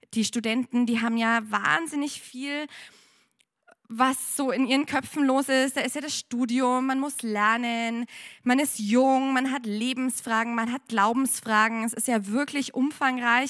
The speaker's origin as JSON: {"language": "German", "country": "Germany", "moved": "as an adult", "lives_now": "Penang, Malaysia", "said": "ich bin eigentlich aus Deutschland."}